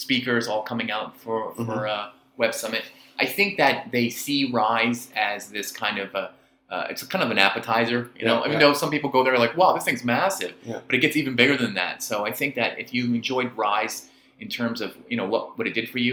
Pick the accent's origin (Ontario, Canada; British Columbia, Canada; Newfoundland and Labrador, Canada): British Columbia, Canada; Vancouver; moved away as an adult; now in Hong Kong; I'm from Vancouver originally